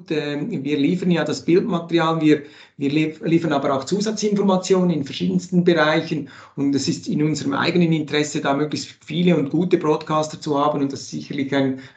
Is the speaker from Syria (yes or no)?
no; Switzerland; Das freut mich immer wieder, wenn ich als Schweizer, wenn ich Basti Schwele oder Peter Kohl zuhören kann und weiteren.